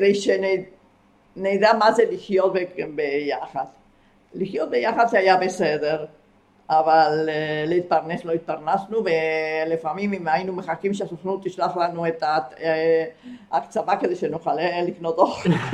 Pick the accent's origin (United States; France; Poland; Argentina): Argentina; moved away as an adult; now in Israel; כי גרתי שם מגיל שבע עד גיל, אה, עד שעליתי לארץ, גיל 19